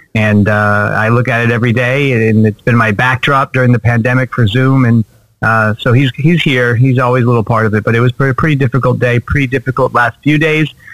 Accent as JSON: {"language": "English", "town": "Los Angeles", "region": "California", "country": "United States", "tie": "born or raised there", "said": "Growing up in Southern California, growing up in Los Angeles, and growing up a Dodgers fan"}